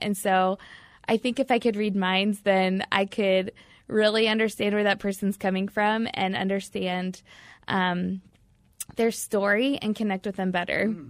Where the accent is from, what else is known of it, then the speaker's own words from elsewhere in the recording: Batesville, Indiana, United States; I grew up in a small town in Indiana, um, born and raised in a little small town called Batesville